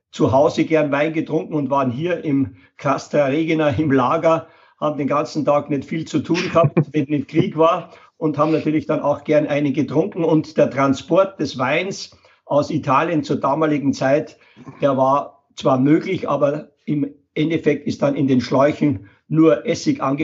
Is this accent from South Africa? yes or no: no; Linz, Upper Austria, Austria; now in Regensburg, Germany; Und ich bin von der Donau, von Linz nach Regensburg gekommen, denn ich habe meine Frau kennengelernt in Innsbruck beim Studium.